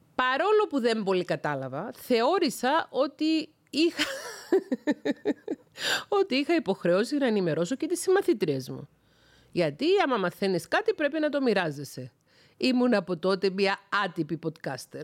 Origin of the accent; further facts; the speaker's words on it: Cyprus; also born or lived in Thessaloniki; κατάγομαι από την Κύπρο